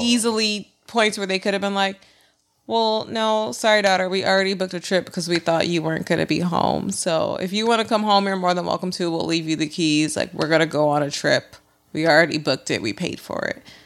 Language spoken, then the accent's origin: English; California, United States; growing up in California